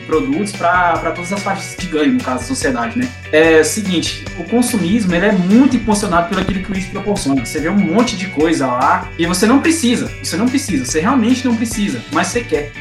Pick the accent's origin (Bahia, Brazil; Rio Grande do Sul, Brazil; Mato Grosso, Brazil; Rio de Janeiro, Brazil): Mato Grosso, Brazil; Ponte Branca; now in Mineiros, Brazil; eu sou nascido no interior do Mato Grosso, cidadezinha bem pequena, chamada Ponte Branca. Hoje eu tenho residência no estado de Goiás, na cidade de Mineiros